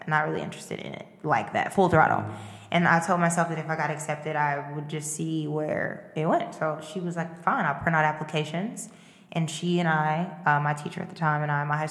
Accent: St. Louis, Missouri, United States; moved away as an adult; now in Chicago, United States; I was in St. Louis, and I graduated from high school in St. Louis

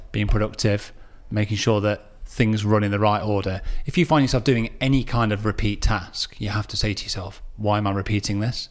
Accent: Derby, East Midlands, United Kingdom; my hometown of Derby

